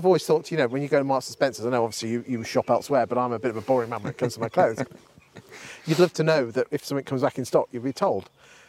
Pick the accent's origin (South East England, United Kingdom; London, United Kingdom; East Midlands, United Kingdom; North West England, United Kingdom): East Midlands, United Kingdom; Lincolnshire; I come from Lincolnshire.